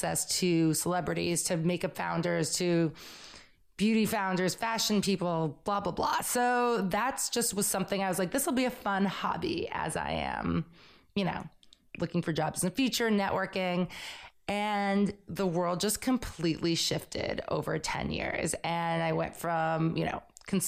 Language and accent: English; Belmont, Massachusetts, United States; moved away as an adult; also born or lived in New York City; I grew up in Belmont, Massachusetts, right outside of Boston, came to New York to go to FIT